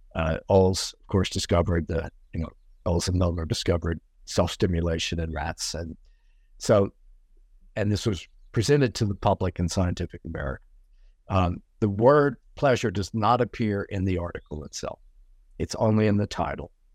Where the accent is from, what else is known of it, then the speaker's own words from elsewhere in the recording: Cajun country in South Louisiana, United States; now in New York, United States; my life growing up in Cajun country in South Louisiana